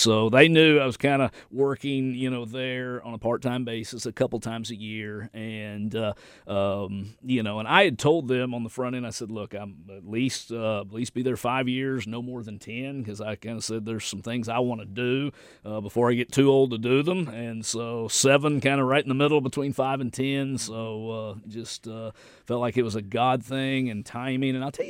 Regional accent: the South, United States; accent: southern country; that's one reason I'm able to do it with my southern country accent, is most everyone knows English.

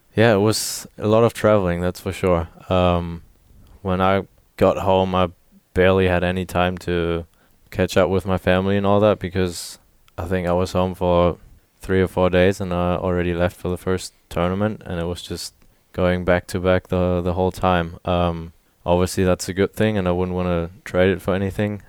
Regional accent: Germany; moved away as an adult; now in Little Rock, United States; showed him around my, my hometown

